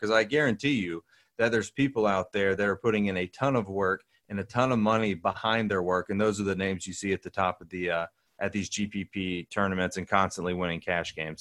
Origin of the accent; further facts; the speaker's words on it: Hoover, Alabama, United States; I grew up in Hoover, Alabama